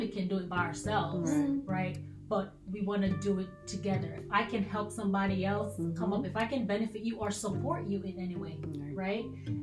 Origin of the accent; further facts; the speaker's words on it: Jamaica; now in New York, United States; that's where we're from. We're from Jamaica